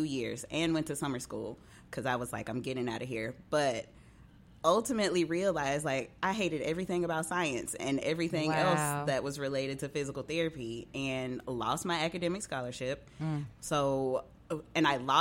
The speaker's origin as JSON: {"language": "English", "town": "West Memphis", "region": "Arkansas", "country": "United States", "tie": "born or raised there", "also_born_or_lived": "Conway, Arkansas / Fort Smith, Arkansas", "moved": "as an adult", "lives_now": "Memphis, United States", "said": "I was actually born and raised in West Memphis, Arkansas, right across the bridge"}